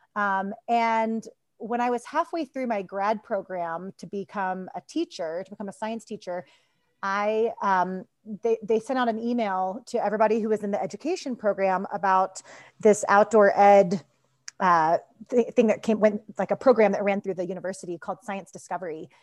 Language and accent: English; Kentucky, United States; moved away as an adult; also born or lived in Boulder, Colorado / Denver, Colorado; now in Golden, United States; I grew up in Kentucky